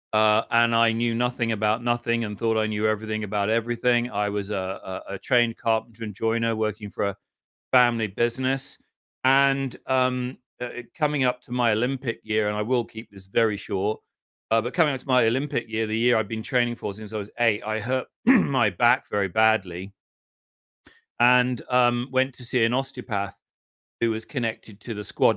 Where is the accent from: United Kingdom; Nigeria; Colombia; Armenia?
United Kingdom; England; of course I'm English